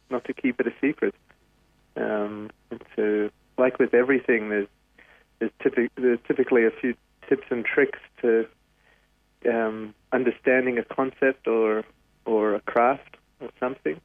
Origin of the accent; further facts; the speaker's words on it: Sydney, New South Wales, Australia; I grew up here in the North Shore of Sydney